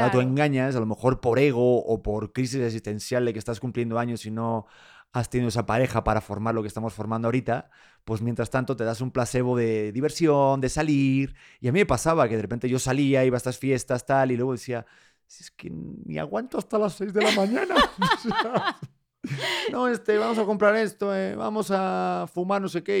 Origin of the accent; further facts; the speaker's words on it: Spain; moved away as an adult; now in Mexico; soy de España